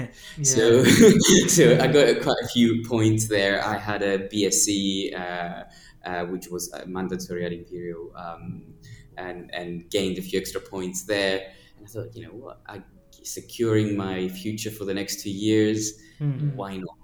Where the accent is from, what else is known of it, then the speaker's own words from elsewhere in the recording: Cyprus; moved away as an adult; also born or lived in United Kingdom; my story starts in Cyprus, where I grew up